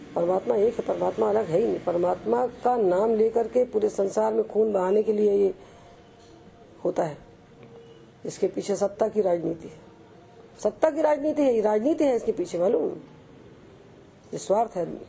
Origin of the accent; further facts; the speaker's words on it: Madhya Pradesh, India; हमारे तो पूर्वज वहां पैदा हुए थे हम तो एमपी में पैदा हुए